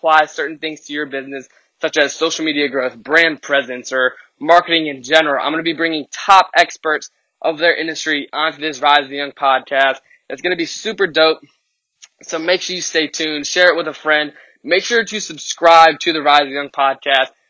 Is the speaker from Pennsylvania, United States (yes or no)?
no; Richmond, Virginia, United States; born or raised there